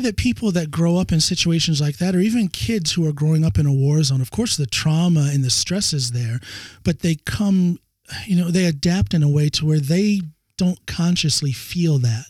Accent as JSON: {"language": "English", "country": "United States", "moved": "yes", "lives_now": "Norway", "said": "my home country, the United States"}